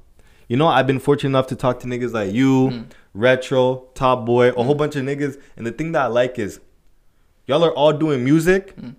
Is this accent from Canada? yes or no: yes; Edmonton, Alberta, Canada; I'm like, nah, I'm from Spa, Edmonton.